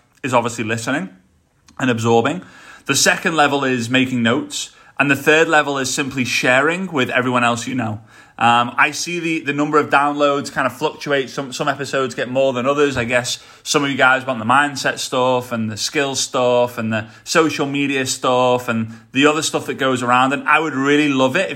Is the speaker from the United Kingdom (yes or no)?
yes; Liverpool, North West England, United Kingdom; accent: Scouse; they haven't grown up in Liverpool like I did